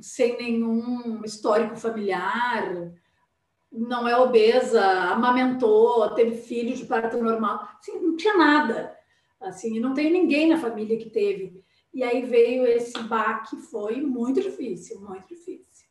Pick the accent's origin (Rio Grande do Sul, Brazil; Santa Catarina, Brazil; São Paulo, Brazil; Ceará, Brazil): Rio Grande do Sul, Brazil; Porto Alegre; also born or lived in Pelotas; Eu sou aqui de Porto Alegre, né? Mas eu fui estudar em Pelotas e fiquei lá e me casei lá e estava morando lá